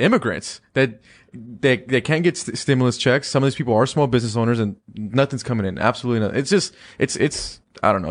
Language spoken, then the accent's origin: English; California, United States; my home state of California